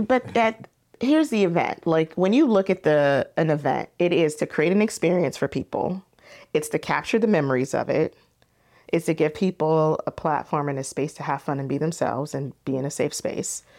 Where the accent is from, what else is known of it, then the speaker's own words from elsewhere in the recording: Temecula, California, United States; also born or lived in Philadelphia, Pennsylvania; I was growing up in Temecula